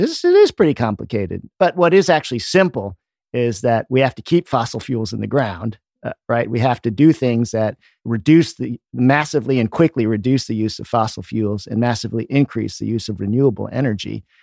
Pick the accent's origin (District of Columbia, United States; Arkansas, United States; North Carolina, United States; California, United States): District of Columbia, United States; Washington; I grew up in the Washington, D C area.